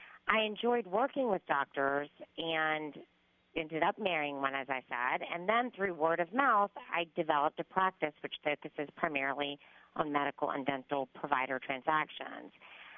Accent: Macon, Georgia, United States; I was born and raised in Macon, Georgia, to a family of medical providers.

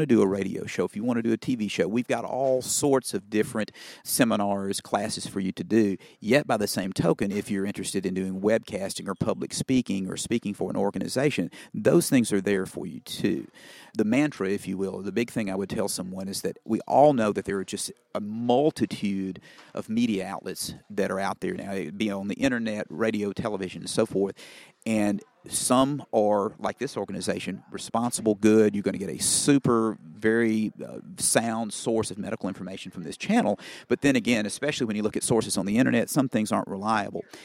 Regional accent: Cleveland, Mississippi, United States; my hometown of Cleveland, Mississippi. where I now practice

